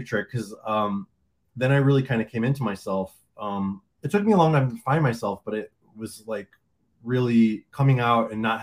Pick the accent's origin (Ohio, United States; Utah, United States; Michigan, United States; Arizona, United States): Michigan, United States; Detroit; now in Fort Lauderdale, United States; I am originally from Detroit. But I live in Fort Lauderdale now